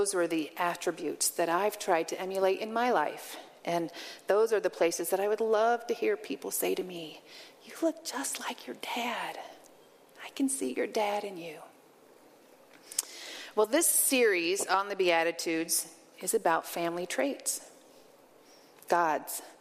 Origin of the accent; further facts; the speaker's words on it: Western Illinois, United States; also born or lived in Arizona / Colorado; now in Nebraska, United States; I grew up in Western Illinois, in a town where both of my parents had grown up